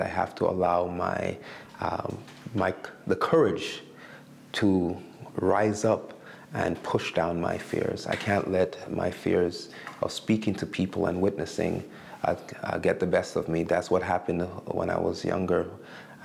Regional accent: Montreal, Quebec, Canada; moved away as an adult; also born or lived in Alberta; now in Winnipeg, Canada; I grew up in Montreal

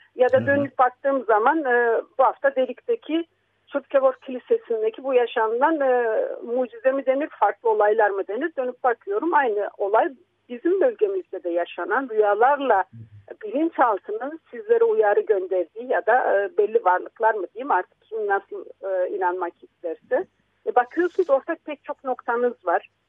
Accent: Istanbul, Turkey; also born or lived in Samsun; Bizler diyelim ki İstanbul'da büyüdük. Ben Samsun'da doğmuş, 3,5-4 e, yaşındayken İstanbul'da gelmiş bir insan olarak

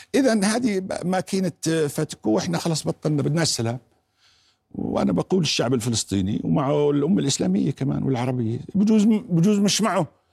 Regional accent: Jordan; أنا كمواطن أردني

